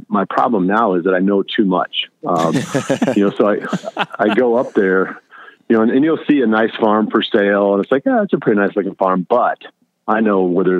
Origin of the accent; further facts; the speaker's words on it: Allamakee County, Iowa, United States; I grew up in Almaquis County, which is the far northeast corner of Iowa